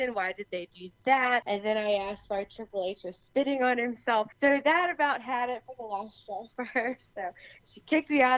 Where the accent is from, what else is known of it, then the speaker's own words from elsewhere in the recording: Beverly Hills, California, United States; I'm from Beverly Hills, California, born and raised.